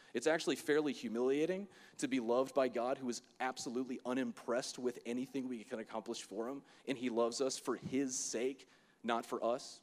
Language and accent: English; Florida, United States; I'm from Florida